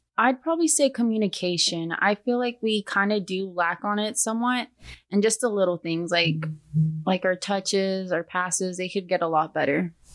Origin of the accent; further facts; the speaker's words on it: Texas, United States; I am from Texas.